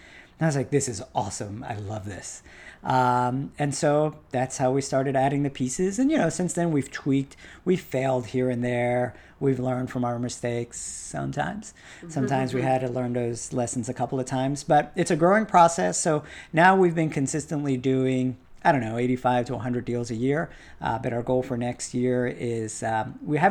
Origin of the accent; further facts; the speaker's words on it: Washington, District of Columbia, United States; we were born and bred here